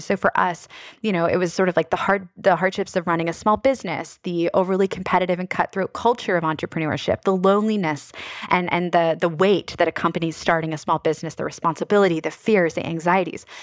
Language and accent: English; Annapolis, Maryland, United States; my hometown of Annapolis